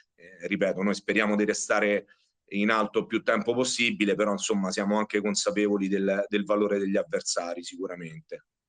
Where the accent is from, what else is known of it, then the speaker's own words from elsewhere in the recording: Riano, Lazio, Italy; Ho giocato massimo in seconda categoria, sempre qui a Riano nel mio paese